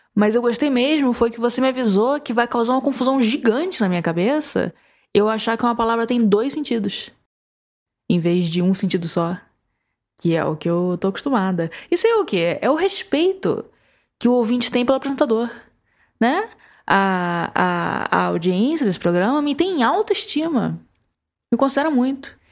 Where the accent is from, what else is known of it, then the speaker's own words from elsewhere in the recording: Ceará, Brazil; eu, como nordestino, como cearense